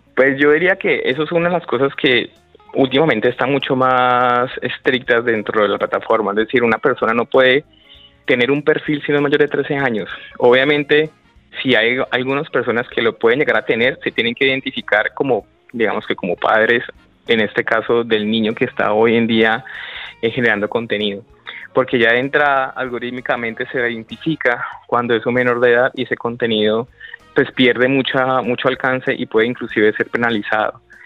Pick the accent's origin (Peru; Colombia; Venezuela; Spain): Colombia; nosotros como colombianos